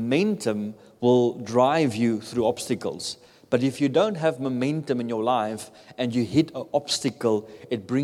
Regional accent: South Africa; moved away; I come from South Africa. In South Africa, we don't have any natural disasters.

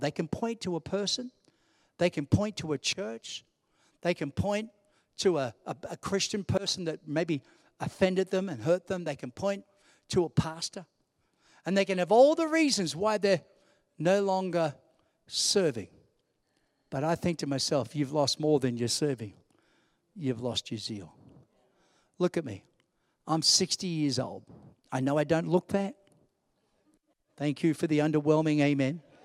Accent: New York City, New York, United States; as a little kid and growing up in New York City

